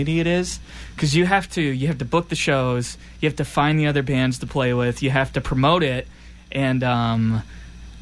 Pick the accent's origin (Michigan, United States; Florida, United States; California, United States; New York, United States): New York, United States; Syracuse; moved away as an adult; now in Boston, United States; I'm from Syracuse, New York